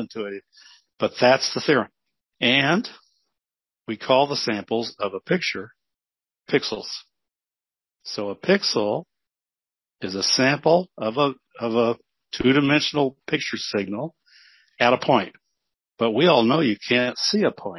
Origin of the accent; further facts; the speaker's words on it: Las Cruces, New Mexico, United States; also born or lived in Clovis, New Mexico; I grew up in Las Cruces, New Mexico, and Clovis, New Mexico.